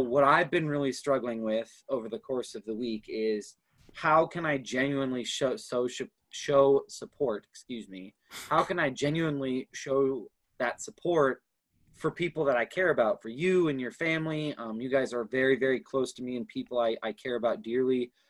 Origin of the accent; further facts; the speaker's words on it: Minneapolis, Minnesota, United States; also born or lived in Baltimore, Maryland / Houston, Texas; I lived in Houston for about four years before we moved up to the Twin Cities. So Twin Cities has always been home for me